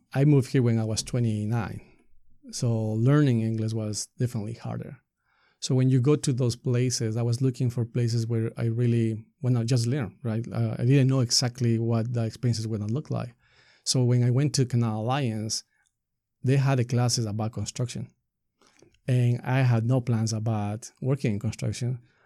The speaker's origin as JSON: {"language": "English", "country": "Ecuador", "tie": "born or raised there", "second_language": "English", "moved": "as an adult", "lives_now": "Marin County, United States", "said": "I grew up in Ecuador"}